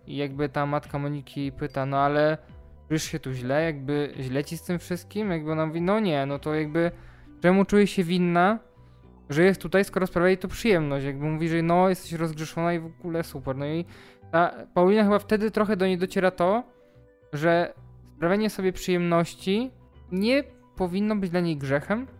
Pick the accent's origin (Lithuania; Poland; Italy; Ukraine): Poland; Ja też w sumie pochodzę ze wsi